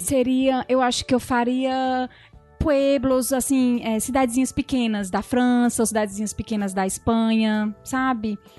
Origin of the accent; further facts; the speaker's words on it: Brazil; nós brasileiros somos realmente diferentes